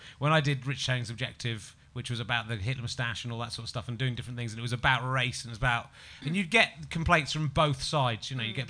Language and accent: English; England, United Kingdom; because I'm an English person